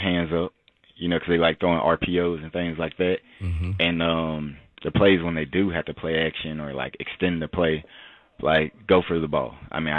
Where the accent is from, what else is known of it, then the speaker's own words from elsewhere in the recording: the South, United States; I'm from the South, and you know when you're in the South, you just get nicknames.